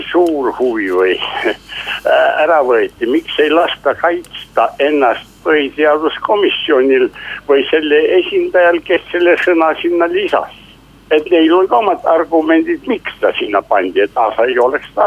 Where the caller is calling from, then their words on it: Tartu, Tartu County, Estonia; Tartust ja mina tahaksin rohkem teie isiklikku seisukohta